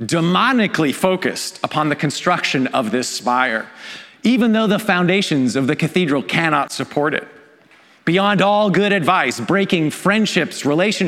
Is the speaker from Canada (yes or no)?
yes; Canada; I'm Canadian.